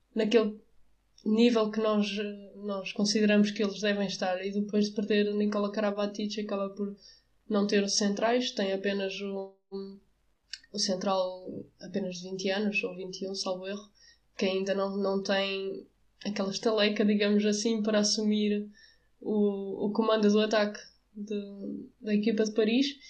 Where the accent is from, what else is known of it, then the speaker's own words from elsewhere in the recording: Avanca, Aveiro District, Portugal; eu sou de Avanca